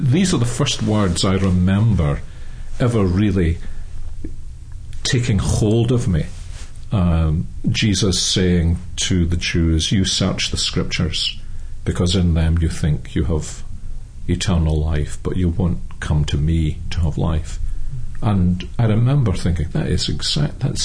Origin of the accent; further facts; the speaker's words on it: Glasgow, Scotland, United Kingdom; accent: Scottish; I'm Scottish, as most people are able to tell by my accent. I was born and brought up in Glasgow